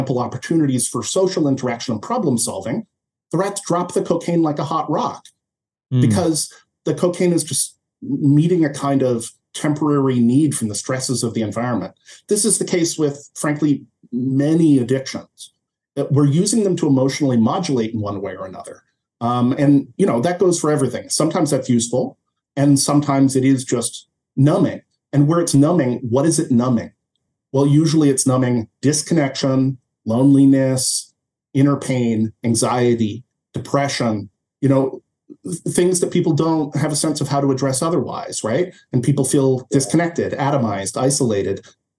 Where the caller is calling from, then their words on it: Canada; I mean, I'm speaking from Canada, so.